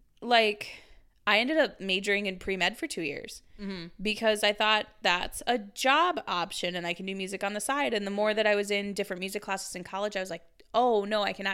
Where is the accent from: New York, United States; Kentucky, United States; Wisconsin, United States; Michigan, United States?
Wisconsin, United States; Or a sustainable living when I was growing up in Wisconsin.